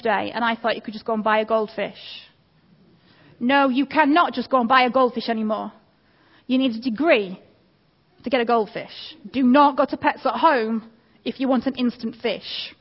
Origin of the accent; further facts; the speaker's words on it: Manchester, North West England, United Kingdom; also born or lived in Derby / North Wales; now in Chellaston, United Kingdom; I grew up in North Manchester